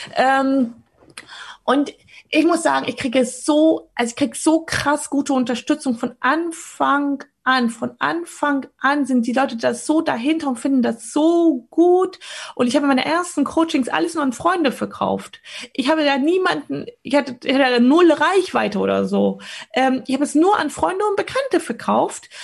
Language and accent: German; Poland; also ich bin in Polen geboren